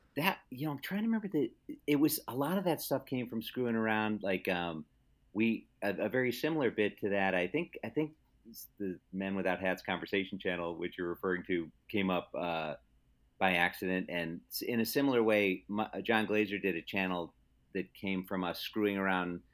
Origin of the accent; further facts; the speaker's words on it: Palatine, Illinois, United States; grew up most of my life in Palatine from age five on